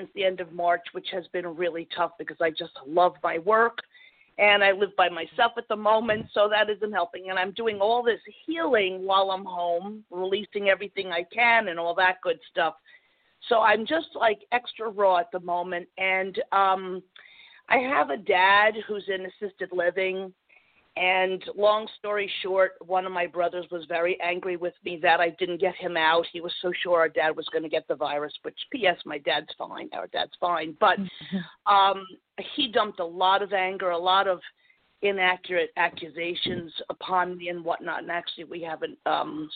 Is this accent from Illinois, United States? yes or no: no; New Jersey, United States; Born and raised and still living here 60 years later